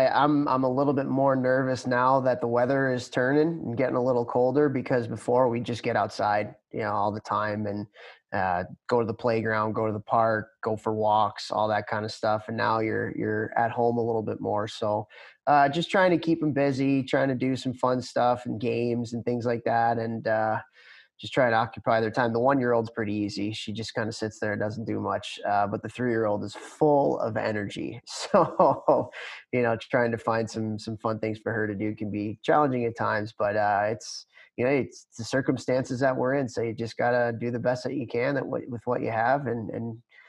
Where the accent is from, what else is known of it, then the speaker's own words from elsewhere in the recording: Chicago, Illinois, United States; Bulls, you know, I grew up in the Jordan era, so that was huge in Chicago. But the Blackhawks when I was growing up were terrible.